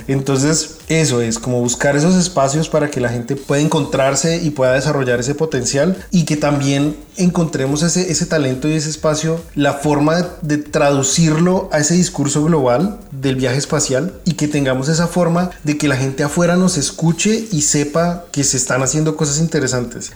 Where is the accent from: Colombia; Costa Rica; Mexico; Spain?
Colombia; moved away as an adult; now in Indiana, United States; fui el primer colombiano en participar en una misión análoga